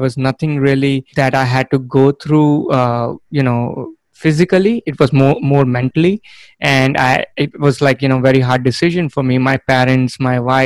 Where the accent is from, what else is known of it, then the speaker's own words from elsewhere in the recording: India; moved away as an adult; now in United States; I am originally from India. I was born and brought up there. I came to the US for my master's degree